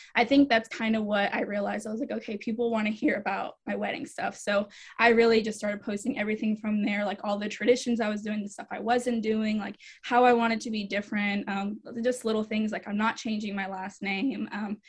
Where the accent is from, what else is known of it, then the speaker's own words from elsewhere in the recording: Rhode Island, United States; also born or lived in Germany / Georgia, United States; So I actually grew up an Army brat. So I am technically from Rhode Island. I have a lot of family there still. I grew up moving around everywhere, Germany, all over the States. But I call Georgia home because I was there the longest.